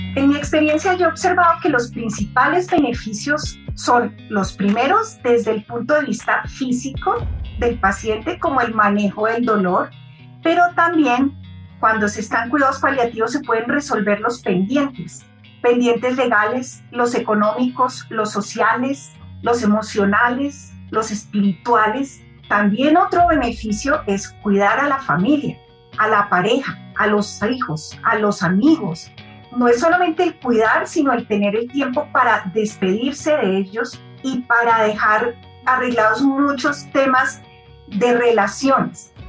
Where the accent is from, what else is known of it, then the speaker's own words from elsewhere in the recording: Colombia; Yo soy médica colombiana